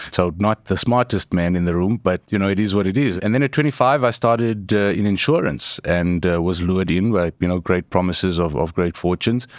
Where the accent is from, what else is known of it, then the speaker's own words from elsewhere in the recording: Johannesburg, Gauteng, South Africa; I grew up in Eldorado Park